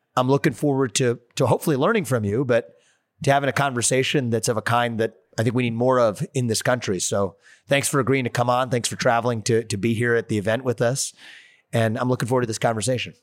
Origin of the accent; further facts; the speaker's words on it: Ohio, United States; just up north from Ohio, my home state